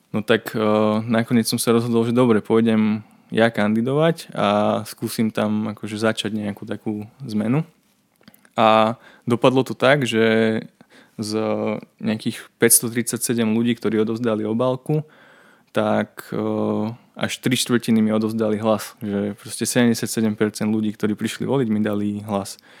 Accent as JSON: {"language": "Slovak", "town": "Dolný Lopašov", "region": "Trnava Region", "country": "Slovakia", "tie": "born or raised there", "also_born_or_lived": "Piešťany", "said": "som z dediny, z dolného Lopašova"}